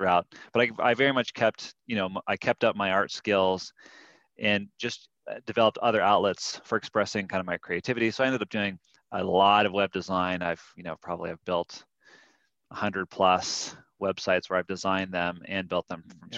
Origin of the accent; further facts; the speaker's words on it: California, United States; also born or lived in Durango, Colorado; now in Salt Lake City, United States; I grew up in California, and then we spent a year in a little town called Durango, Colorado